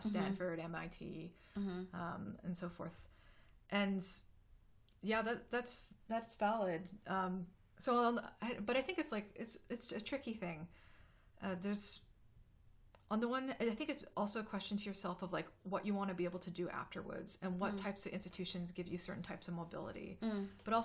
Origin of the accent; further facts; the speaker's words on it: Canada; moved away as an adult; also born or lived in United States; being a Canadian